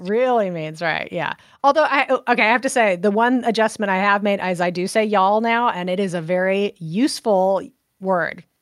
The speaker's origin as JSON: {"language": "English", "area": "Central Coast", "region": "California", "country": "United States", "moved": "yes", "lives_now": "Baton Rouge, United States", "said": "Central Coast, so almost halfway between Los Angeles and San Francisco on the coast"}